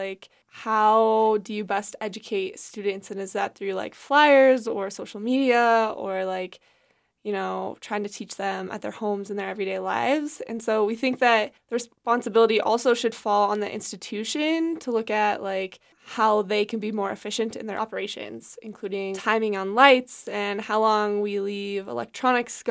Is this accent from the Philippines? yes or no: no; Wyoming, United States; I'm from Wyoming